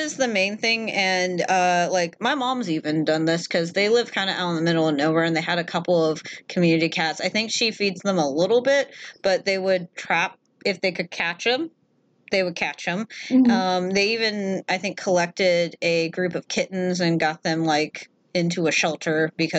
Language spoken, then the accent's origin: English; Maine, United States; Yeah, you can't just be like, well, you're in the streets of New York now. I'm from Maine.